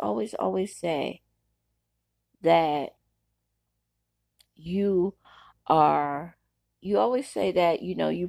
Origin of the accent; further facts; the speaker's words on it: New York City, New York, United States; I was a girl growing up in Brooklyn.